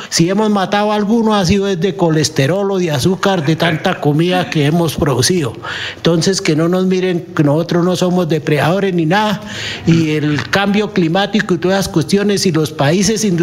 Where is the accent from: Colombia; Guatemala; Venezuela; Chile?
Colombia; Nosotros somos colombianos, somos minoría y lo único que producimos es comida, no es más.